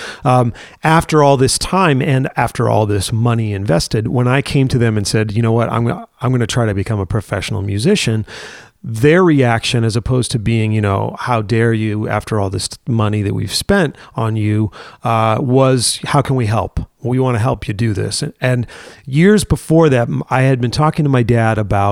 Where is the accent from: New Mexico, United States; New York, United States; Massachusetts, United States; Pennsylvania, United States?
Massachusetts, United States; Worcester; I grew up in Worcester, Massachusetts, in the middle of the state.